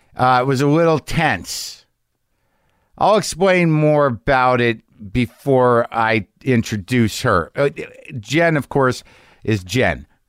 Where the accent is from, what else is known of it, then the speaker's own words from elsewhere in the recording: Albuquerque, New Mexico, United States; moved away; in my hometown